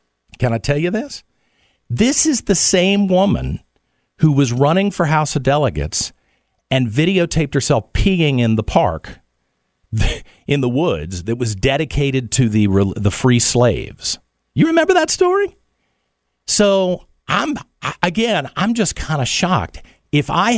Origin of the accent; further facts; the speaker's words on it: United States; I'm from the United States